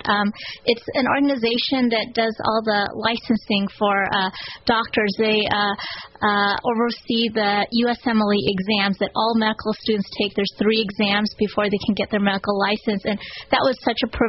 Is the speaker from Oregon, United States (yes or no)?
yes; Oregon, United States; moved away as an adult; also born or lived in Connecticut; now in Shreveport, United States; I grew up in Oregon. I went to medical school at Oregon Health Sciences University